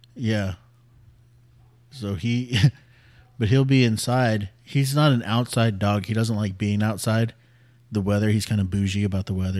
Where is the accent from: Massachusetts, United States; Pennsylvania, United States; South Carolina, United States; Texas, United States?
Texas, United States; San Antonio; also born or lived in Greenville / Bulverde, Texas; we moved back to San Antonio from Greenville when I was ten